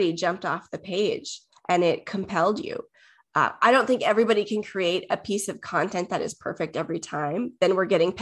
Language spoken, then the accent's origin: English; Minnesota, United States; I'm from Minnesota